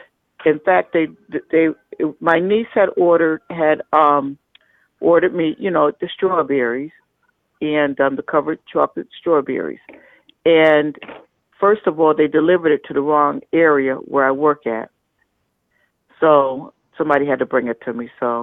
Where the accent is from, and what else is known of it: United States